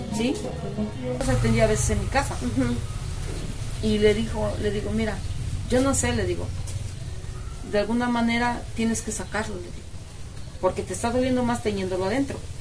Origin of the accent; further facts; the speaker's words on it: Mexico; Yo soy de aquí, de Sopotla, que nací, aquí pues crecí